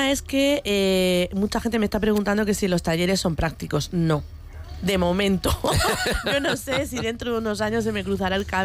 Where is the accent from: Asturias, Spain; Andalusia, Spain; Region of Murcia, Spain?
Region of Murcia, Spain; Cieza; mis padres son de Cieza, yo soy murciana, pero yo me considero cizana